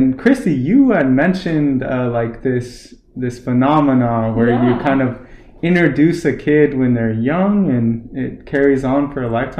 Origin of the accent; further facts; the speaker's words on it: Portland, Oregon, United States; now in Orlando, United States; when I was a young kid growing up in Portland, Oregon, which had these systems in place for composting and recycling.